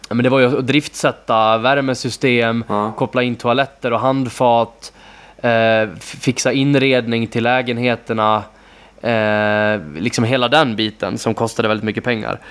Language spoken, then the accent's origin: Swedish; between Borlänge and Ludvika, Dalarna County, Sweden; jag är dessutom uppvuxen där ute, eh, så för mig att kunna köpa den typen av fastighet och göra en så bra affär i min hemby